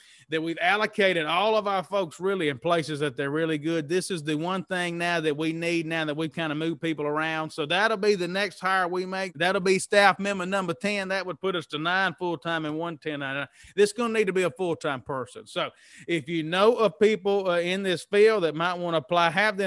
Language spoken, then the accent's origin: English; Mississippi, United States; moved away; also born or lived in Lafayette, Louisiana / New Orleans; I was raised in Mississippi